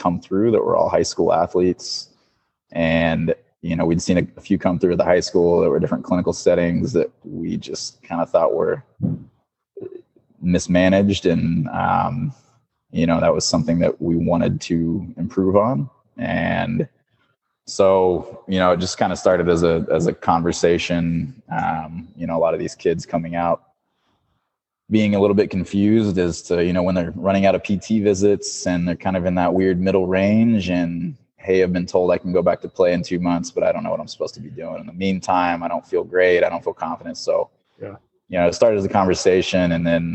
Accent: Missouri, United States; moved away as an adult; also born or lived in Kansas / New Mexico / San Antonio, Texas; now in Seattle, United States; I grew up in Missouri

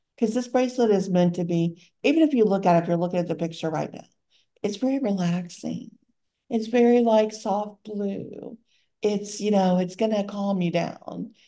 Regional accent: Louisiana, United States; moved away; also born or lived in North Carolina; I would be born in Louisiana

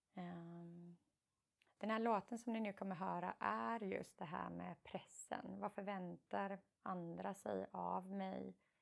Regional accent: Karlskrona, Blekinge, Sweden; moved away as an adult; also born or lived in United States / England; jag och min syster är uppvuxna i Karlskrona

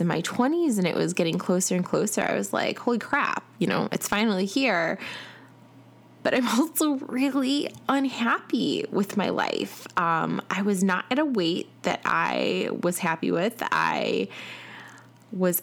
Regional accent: Chicago, Illinois, United States; now in Atlanta, United States

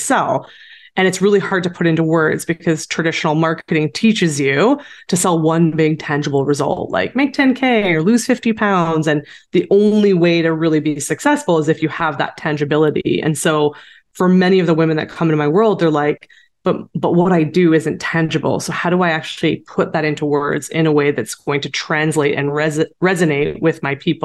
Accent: Canada; also born or lived in Saskatchewan; I am a Canadian entrepreneur

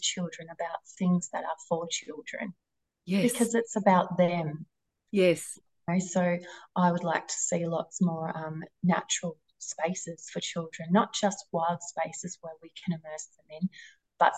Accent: Wynyard, Tasmania, Australia; coming back up to my hometown, Wynyard

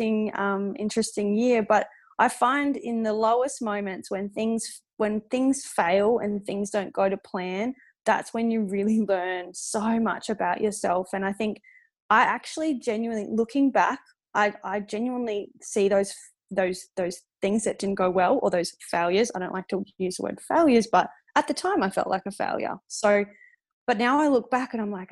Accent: Darwin, Northern Territory, Australia; moved away as an adult; also born or lived in Adelaide; growing up in Darwin

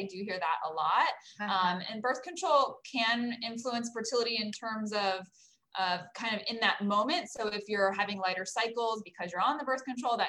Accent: Orange County, California, United States; also born or lived in Los Angeles, California; I grew up in the Orange County area, so I'm a local girl.

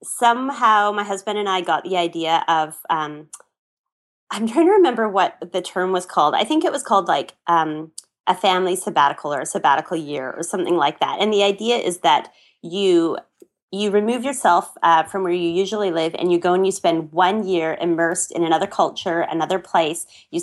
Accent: Canada; I'm from Canada

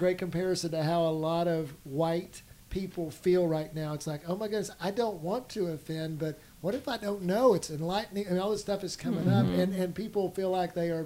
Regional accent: Denton, Texas, United States; I grew up in Denton, Texas

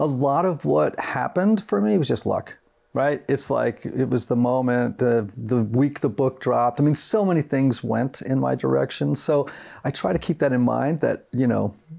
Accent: Greenwich, Connecticut, United States; I grew up in Greenwich, Connecticut, right, right outside of Manhattan

